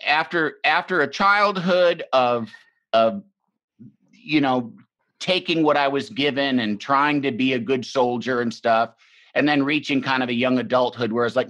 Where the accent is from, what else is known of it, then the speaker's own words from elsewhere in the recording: Illinois, United States; also born or lived in Michigan; I grew up in Illinois. I grew up in the Midwest. I was born in Michigan.